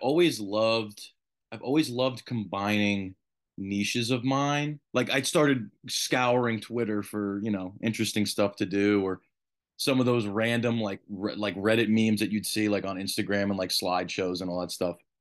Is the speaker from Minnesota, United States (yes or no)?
no; New York, United States; even as a New Yorker